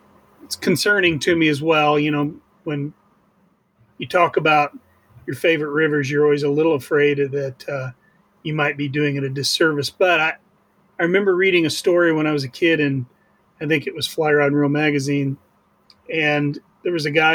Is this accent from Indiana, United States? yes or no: yes; Montgomery County, Indiana, United States; I'm from Montgomery County. It's the cradle of basketball. It's where it was first transplanted and became a real competitive sport.